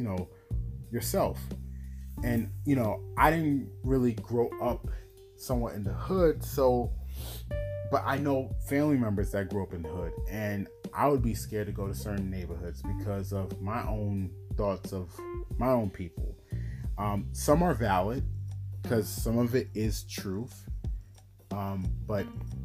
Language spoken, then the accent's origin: English; New York, United States; I'm from New York